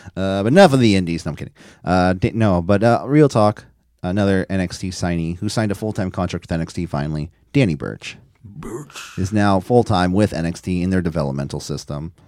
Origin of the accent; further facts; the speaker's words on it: San Francisco, California, United States; I'm from San Francisco, I'm born and raised here